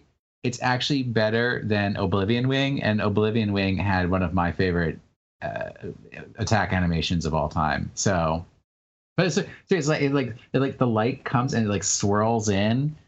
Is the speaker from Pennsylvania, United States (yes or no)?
no; Hawaii, United States; also born or lived in New York; going from New York to Hawaii and like having to meet new people and everything when I was just a little tiny little kid